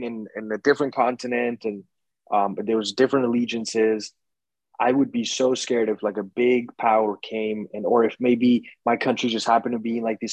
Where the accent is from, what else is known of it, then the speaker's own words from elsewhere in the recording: Colombia; now in United States; when I was a kid growing up in Colombia